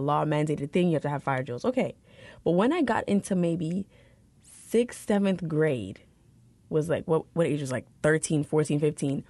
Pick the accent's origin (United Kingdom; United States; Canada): United States; New York City, New York; I grew up in New York City